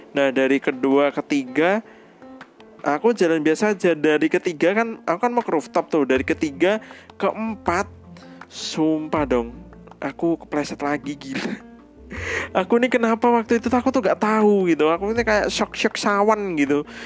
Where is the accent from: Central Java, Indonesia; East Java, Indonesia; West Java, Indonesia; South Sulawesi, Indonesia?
Central Java, Indonesia; Surakarta; Kotaku Eh, B T W Kota Kuning di Solo